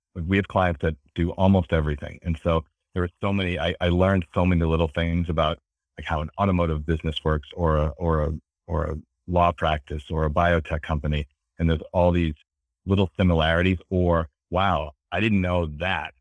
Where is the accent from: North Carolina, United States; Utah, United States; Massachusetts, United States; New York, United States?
Massachusetts, United States; Beverly; I grew up in, in, uh, Beverly, Massachusetts, um, which is kinda near, you know, near Boston on the water